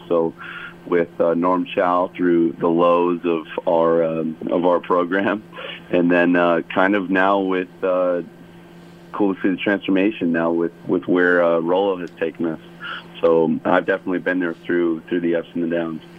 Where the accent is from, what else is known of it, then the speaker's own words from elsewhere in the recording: Chicago, Illinois, United States; now in Hawaii, United States; growing up in Chicago